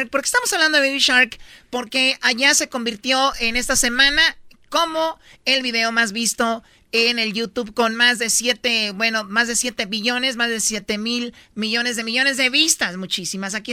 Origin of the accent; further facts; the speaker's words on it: Tepatitlán, Jalisco, Mexico; Soy de Tepa, fíjate.